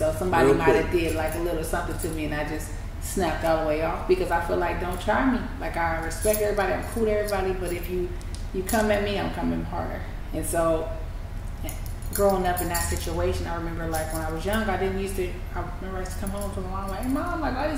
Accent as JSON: {"language": "English", "town": "San Francisco", "region": "California", "country": "United States", "tie": "born or raised there", "said": "I'm from San Francisco. I'm from Hunters Point. And I grew up in a city where it's eat or be eaten"}